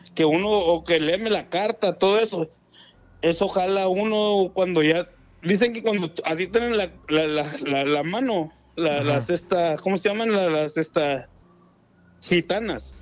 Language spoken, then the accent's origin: Spanish; Ahome, Sinaloa, Mexico; now in Tijuana, Mexico; realmente soy de Ahome, Sinaloa